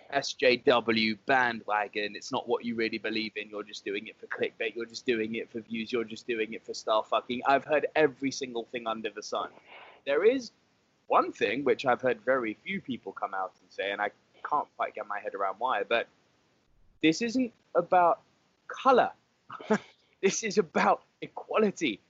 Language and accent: English; United Kingdom; I'm British